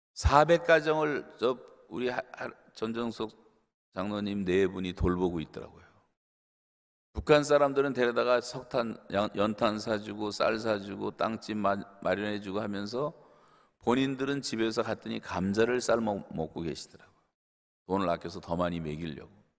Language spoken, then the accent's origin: Korean; South Korea; 한국 사람들은 작은 땅덩어리에서 자라서 태어나서